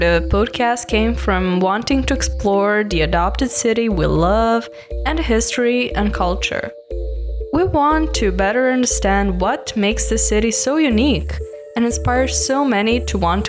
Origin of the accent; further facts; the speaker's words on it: Serbia; moved away as an adult; now in Berlin, Germany; I'm from Serbia. We both moved to Berlin a few years ago